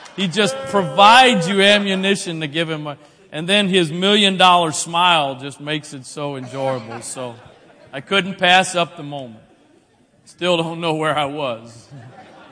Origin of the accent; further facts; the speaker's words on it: Maryland, United States; I'm from here. Maryland. I was born